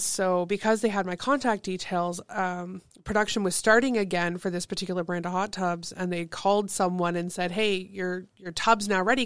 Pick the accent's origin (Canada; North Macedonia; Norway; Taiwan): Canada; Thessalon, Ontario; also born or lived in Kitchener; now in Sault Ste. Marie, Canada; I grew up in Thessalon, one of those small, spread out